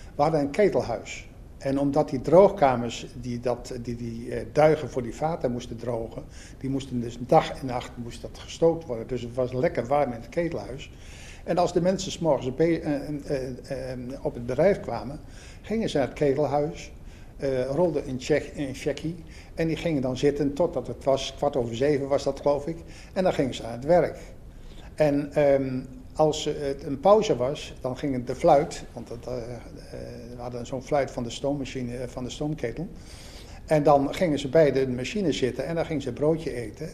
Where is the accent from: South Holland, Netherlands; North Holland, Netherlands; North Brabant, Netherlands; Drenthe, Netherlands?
Drenthe, Netherlands; Assen; now in Belgium; Ik ben Assenaar. Ik ben in Assen geboren en getogen